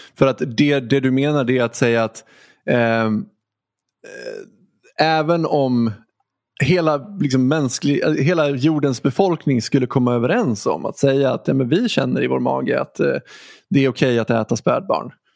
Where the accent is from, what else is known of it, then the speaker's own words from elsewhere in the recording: Dalarna County, Sweden; Dalarna också, ganska nära där jag är ifrån